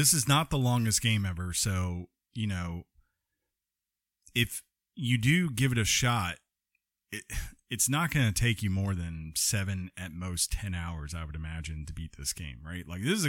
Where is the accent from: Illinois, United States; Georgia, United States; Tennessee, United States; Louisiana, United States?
Georgia, United States; We are from Georgia, too.